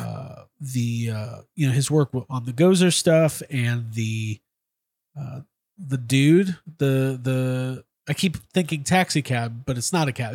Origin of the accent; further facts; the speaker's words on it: Chicago, Illinois, United States; I grew up in Chicago in the nineties.